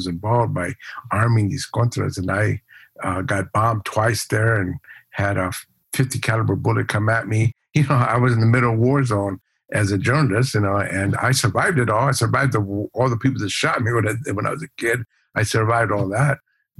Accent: Ciudad Juarez, Chihuahua, Mexico; also born or lived in El Paso, United States; I was born in El Paso, Texas. We lived across the border, Ciudad Juarez.

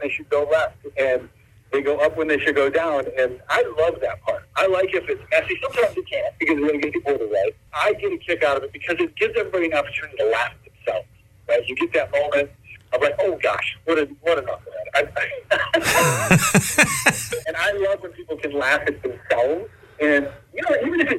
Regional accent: south of Detroit, Michigan, United States; I grew up south of Detroit, and now I'm just a little bit west of Detroit

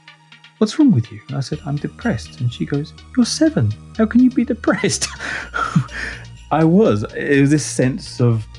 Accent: London, United Kingdom; also born or lived in Rochester; I was born in North London, which is a bit of a cliche if you're Greek Cypriot

